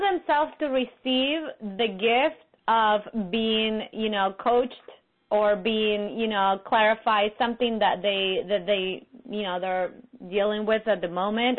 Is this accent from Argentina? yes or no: yes; Buenos Aires, Argentina; moved away; my hometown